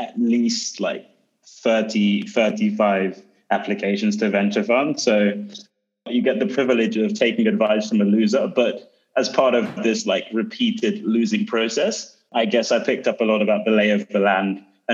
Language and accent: English; London, United Kingdom; moved away as an adult; also born or lived in Berlin, Germany; now in Sweden; I grew up in London, but over the past 3 or 4 years, I've been boomeranging across Europe